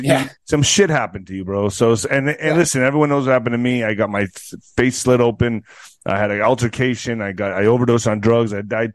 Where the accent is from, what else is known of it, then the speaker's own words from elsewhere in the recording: El Paso, Texas, United States; growing up in El Paso, that's all you're told is racist Mexican jokes. Like, that's all I grew up listening to. And I'm laughing about my own culture.